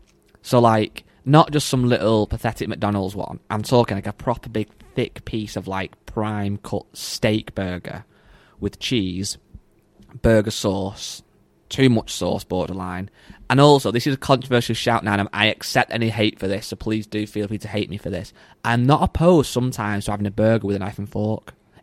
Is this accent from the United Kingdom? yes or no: yes; England, United Kingdom; I'm from England